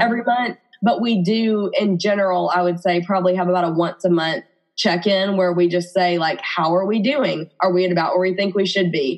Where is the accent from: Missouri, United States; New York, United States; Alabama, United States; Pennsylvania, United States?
Alabama, United States; Birmingham; accent: Alabama; I'm married to my college sweetheart in Birmingham, Alabama, which you can probably hear in my accent